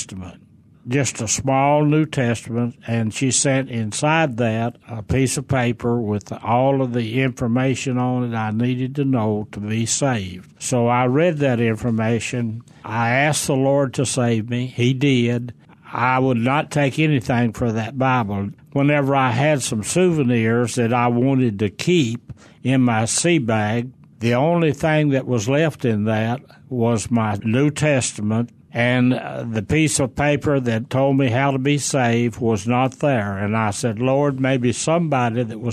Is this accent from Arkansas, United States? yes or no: yes; Stone County, Arkansas, United States; I grew up in Stone County, Arkansas. The county seat was Mountain View